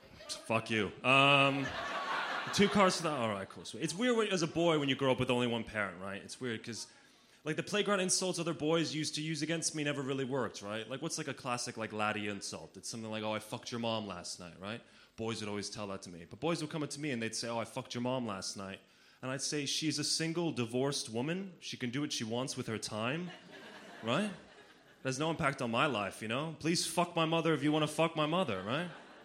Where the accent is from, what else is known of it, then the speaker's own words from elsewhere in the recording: Slovenia; But I grew up in Slovenia as a child of an only parent, which is kind of interesting.